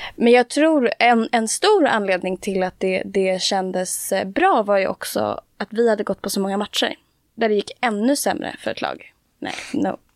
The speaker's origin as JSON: {"language": "Swedish", "town": "Stockholm", "region": "Stockholm County", "country": "Sweden", "said": "jag är från Stockholm. Eh, som man kanske hör tyvärr."}